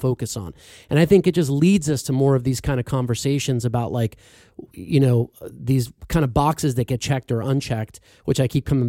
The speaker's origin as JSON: {"language": "English", "region": "Florida", "country": "United States", "tie": "born or raised there", "said": "when I was growing up in Florida"}